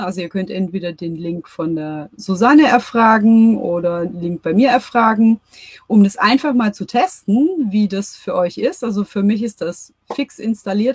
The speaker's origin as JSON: {"language": "German", "country": "Germany", "said": "bei uns in Deutschland"}